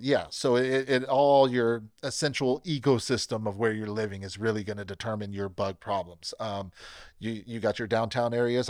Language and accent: English; Bakersfield, California, United States; born and raised in Bakersfield, uh, never left, never planned to leave